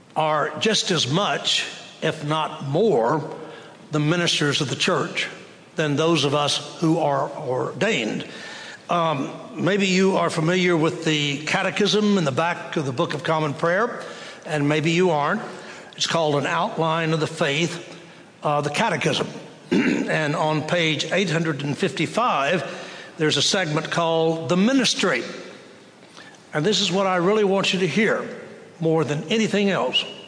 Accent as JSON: {"language": "English", "town": "Waco", "region": "Texas", "country": "United States", "tie": "born or raised there", "said": "growing up in Waco"}